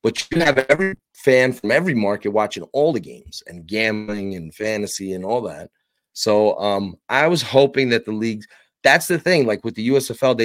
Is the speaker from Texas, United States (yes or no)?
no; New York, United States; I covered the New York Guardians, and it was cool because that's my hometown